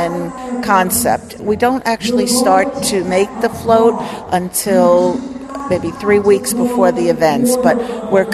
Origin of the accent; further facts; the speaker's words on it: New York area, United States; we're from the New York area